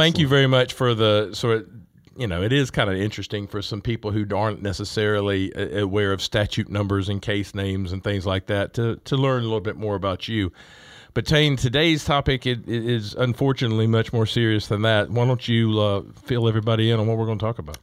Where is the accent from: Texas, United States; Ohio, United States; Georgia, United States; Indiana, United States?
Georgia, United States; Augusta; I'm from Augusta, and so we have Richmond County